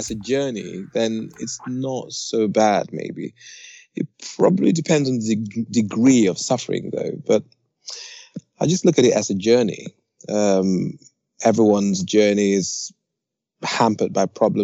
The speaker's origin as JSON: {"language": "English", "area": "Nottinghamshire", "region": "East Midlands", "country": "United Kingdom", "said": "I am from England, Nottinghamshire to be precise, in the Midlands"}